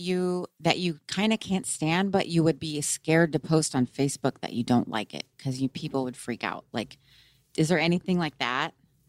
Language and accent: English; the South, United States; I'm from the South